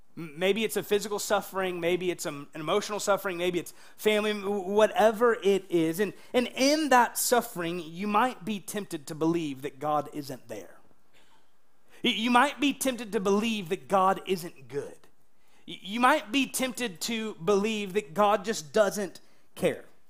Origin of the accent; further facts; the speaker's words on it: United States; I'm an American.